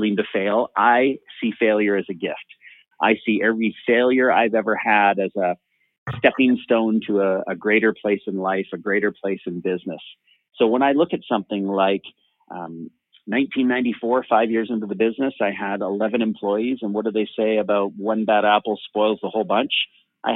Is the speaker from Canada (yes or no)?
yes; Canada; also born or lived in San Francisco, California, United States; I was born and raised in San Francisco. So I was born an American. I am now a Canadian living in Vancouver.